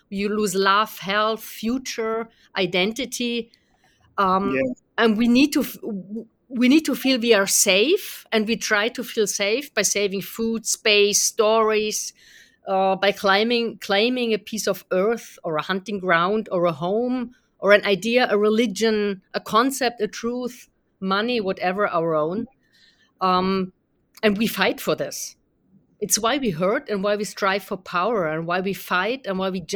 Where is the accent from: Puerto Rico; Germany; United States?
Germany; being from Germany and having grown up in a generation that was